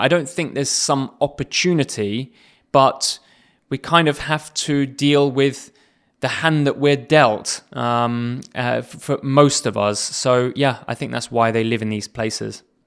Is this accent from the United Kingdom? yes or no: yes; England, United Kingdom; I come from England